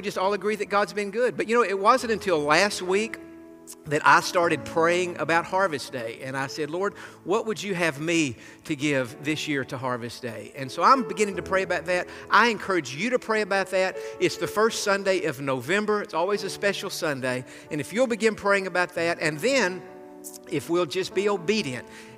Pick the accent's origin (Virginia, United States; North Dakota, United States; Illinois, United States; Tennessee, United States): Tennessee, United States; moved away; I grew up in Tennessee